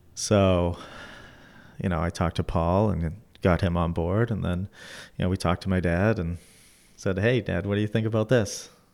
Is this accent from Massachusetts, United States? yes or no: yes; Methuen, Massachusetts, United States; I grew up in Methuen